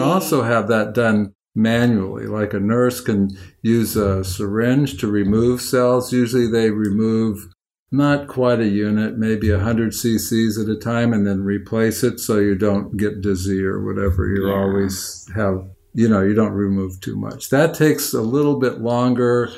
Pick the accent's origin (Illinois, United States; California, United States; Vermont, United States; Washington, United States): California, United States; Oakland; I'm from Oakland